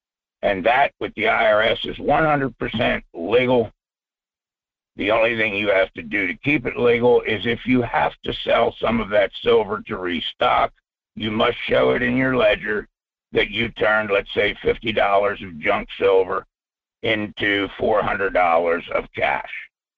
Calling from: Fairbanks, Alaska, United States; Michael, it's … up here in Fairbanks.

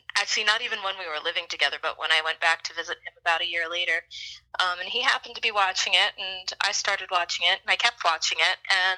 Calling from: Greensboro, North Carolina, United States; I'm in Greensboro, North Carolina.

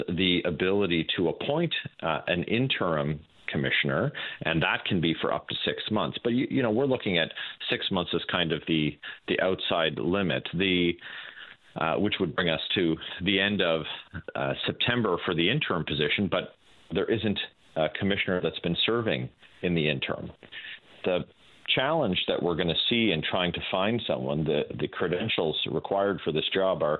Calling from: Brockville, Ontario, Canada; I'm in Brockville, Ontario today.

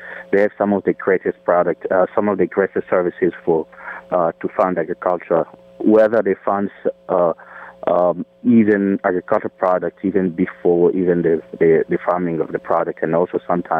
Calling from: Fairfax, Virginia, United States; I'm calling from Fairfax, Virginia.

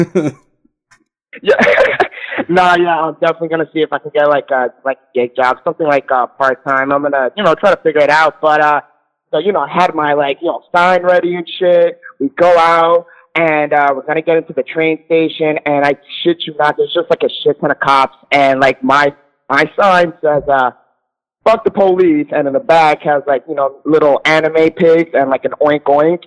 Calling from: New York City, New York, United States; I'm calling in from New York City

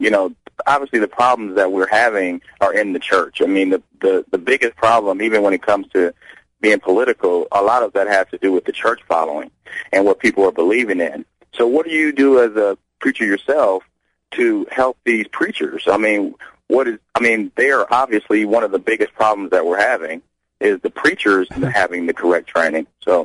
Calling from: Phoenix, Arizona, United States; I'm from Phoenix, Arizona. I'm out in Phoenix, Arizona.

